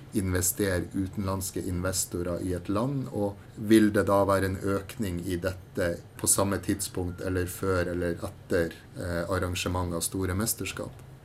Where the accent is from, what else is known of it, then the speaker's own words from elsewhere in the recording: Northern Norway, Norway; Jeg er jo sjøl fra Nord-Norge